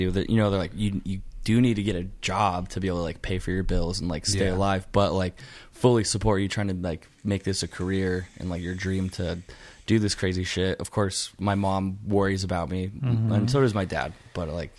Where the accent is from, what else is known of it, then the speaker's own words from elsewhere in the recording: West Jordan, Utah, United States; I'm born and raised in Salt Lake, Utah